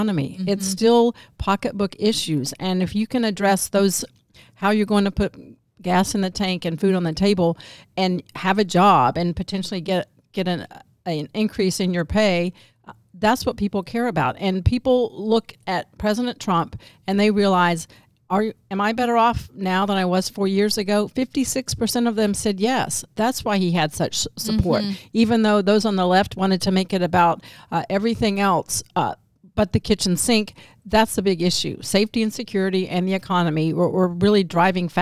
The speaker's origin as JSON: {"language": "English", "area": "DeKalb County", "region": "Georgia", "country": "United States", "tie": "born or raised there", "also_born_or_lived": "Arkansas", "moved": "yes", "said": "But I was born and raised in DeKalb County, right by Fulton County"}